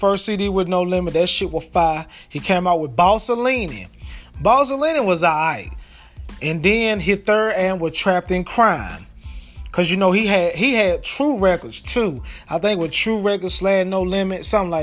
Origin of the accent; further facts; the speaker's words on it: Crawfordville, Georgia, United States; Crawfordville, my hometown